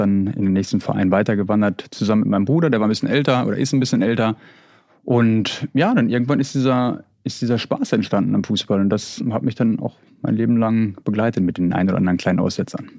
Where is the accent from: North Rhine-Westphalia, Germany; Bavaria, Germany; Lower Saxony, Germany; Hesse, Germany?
North Rhine-Westphalia, Germany; Bad Oeynhausen; ich komme aus Bad Oeynhausen in Ostwestfalen